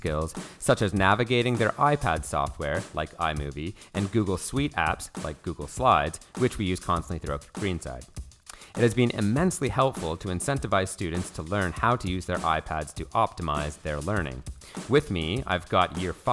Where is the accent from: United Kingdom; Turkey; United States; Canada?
Canada; moved away; I'm from Canada.